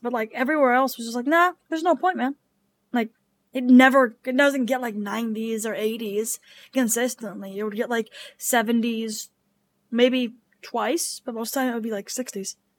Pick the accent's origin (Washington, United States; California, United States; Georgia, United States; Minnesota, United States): Washington, United States; now in Ohio, United States; my home state of Washington.